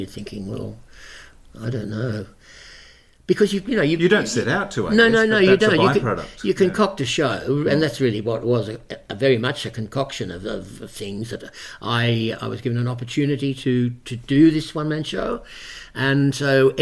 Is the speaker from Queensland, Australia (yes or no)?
no; Parramatta, New South Wales, Australia; also born or lived in Bankstown; I was born in Parramatta